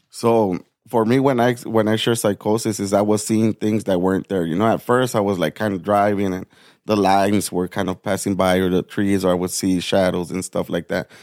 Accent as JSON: {"language": "English", "town": "Nogales", "region": "Arizona", "country": "United States", "tie": "born or raised there", "lives_now": "Tucson, United States", "said": "I'm born and raised in Nogales, Arizona. Yeah, it's a small border town"}